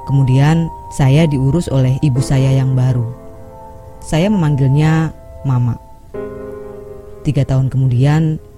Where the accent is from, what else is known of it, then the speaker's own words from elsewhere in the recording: Lampung, Indonesia; saya akan berbagi cerita tentang pengalaman masa kecil di Lampung Timur